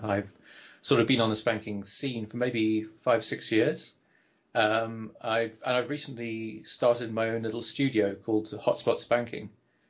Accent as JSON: {"language": "English", "region": "London", "country": "United Kingdom", "moved": "as an adult", "lives_now": "Surrey, United Kingdom", "said": "So I'm originally from Southwest London. I live at the moment just outside of there in Surrey, in England."}